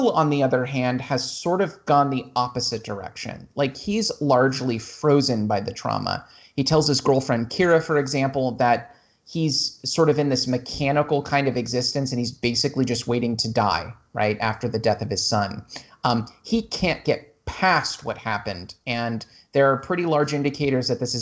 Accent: Los Angeles, California, United States; I grew up in Los Angeles

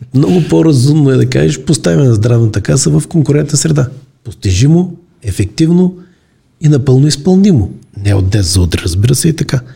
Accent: Bulgaria

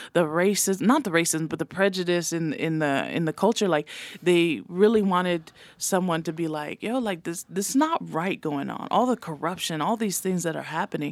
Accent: American Samoa; first language Samoan; English is a second language; moved away; also born or lived in Santa Clara, California; Raised in Amaoli

